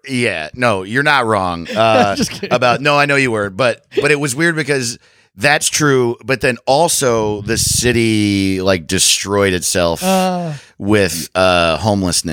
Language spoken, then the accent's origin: English; Orange County, New York, United States; I grew up in Orange County, New York, and our biggest city is Newburgh.